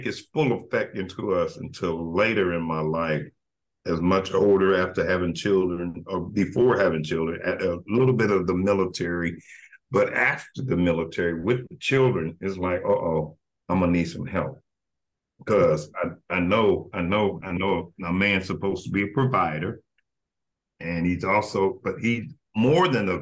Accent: Evansville, Indiana, United States; Born and raised in Evansville

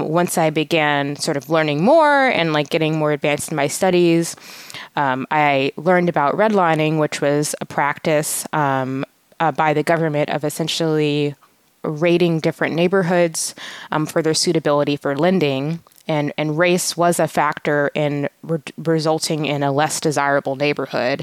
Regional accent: Atlanta, Georgia, United States; I grew up in Atlanta in a primarily African-American community

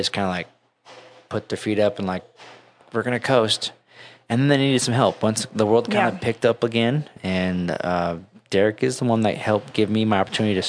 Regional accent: Utah, United States; And I'm from Utah most of my life.

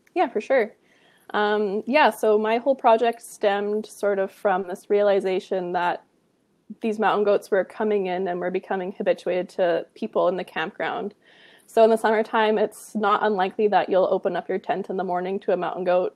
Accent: Kamloops, British Columbia, Canada; also born or lived in Penticton; now in Kelowna, Canada; I grew up in Kamloops, British Columbia

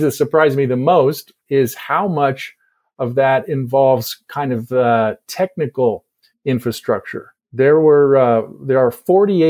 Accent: just outside of Baltimore, Maryland, United States; moved away as an adult; also born or lived in Indiana / El Paso, Texas; I grew up in Maryland, just outside of Baltimore

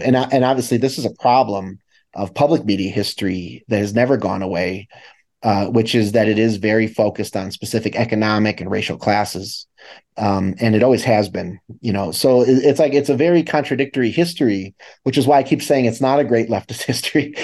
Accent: Chicago, Illinois, United States; I'm from the Midwest, I'm from Chicago

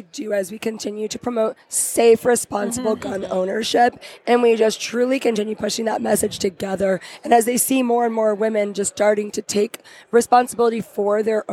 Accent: Texas, United States; I'm also from Texas

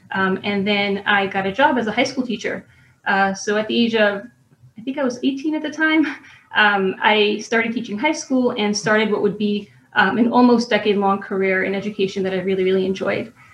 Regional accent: New York City, New York, United States; I grew up in Brooklyn, New York um, in the neighborhood of Borough Park

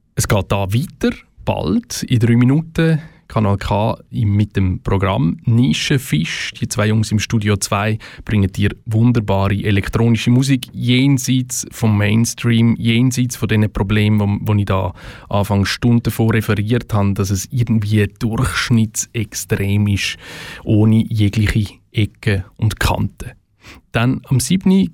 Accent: Switzerland; bei uns in der Schweiz

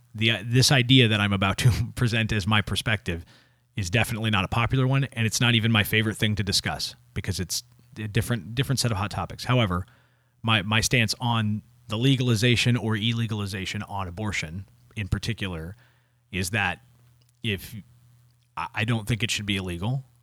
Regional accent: United States

